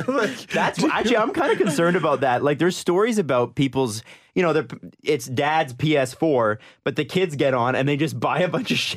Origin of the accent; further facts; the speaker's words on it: Toronto, Ontario, Canada; But since we're from Scarborough and therefore the gutter